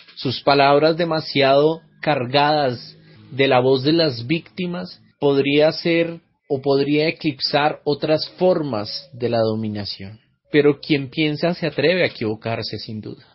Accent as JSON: {"language": "Spanish", "country": "Colombia", "said": "Soy el filósofo colombiano"}